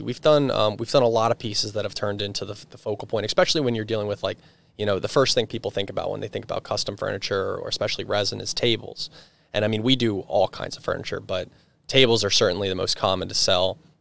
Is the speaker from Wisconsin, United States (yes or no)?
no; Perkasie, Pennsylvania, United States; I grew up in Percocet. I went to Penn Ridge